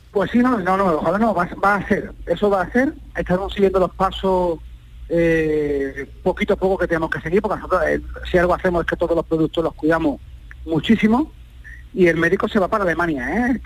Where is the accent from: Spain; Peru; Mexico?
Spain; Andalusia; los compositores somos andaluces